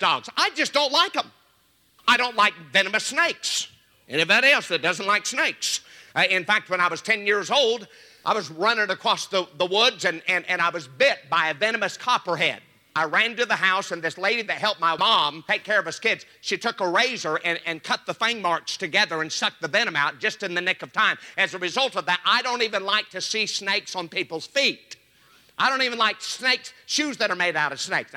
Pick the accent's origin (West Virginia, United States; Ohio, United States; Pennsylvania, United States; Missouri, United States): Missouri, United States; Joplin; I was raised in Joplin, Missouri, and as a little boy, we had pear trees in our yard